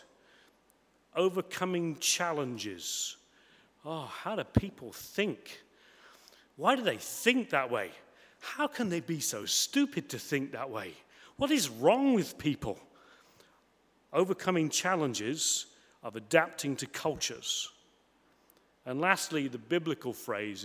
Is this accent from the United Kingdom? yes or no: yes; Coventry, West Midlands, United Kingdom; moved away as an adult; also born or lived in United States / France; I grew up in Coventry, in the Midlands